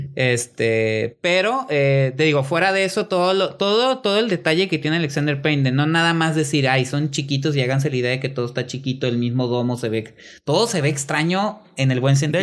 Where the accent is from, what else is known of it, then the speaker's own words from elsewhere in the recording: Mexico; yo como mexicano veo películas mexicanas